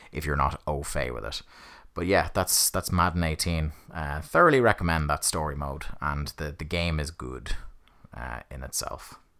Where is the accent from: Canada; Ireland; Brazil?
Ireland; I support an English football team and I'm Irish, but there is a long tradition of, you know, supporting English football teams over here in Ireland